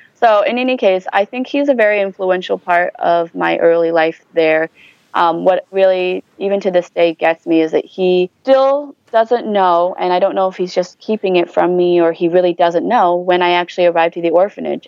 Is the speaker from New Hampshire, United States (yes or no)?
yes; New Hampshire, United States; moved away as an adult; also born or lived in Kunming, China / Wisconsin; now in Seattle, United States; I grew up in a small town in New Hampshire, so New England, um, mm-hmm. and I spent ma- the majority of my life there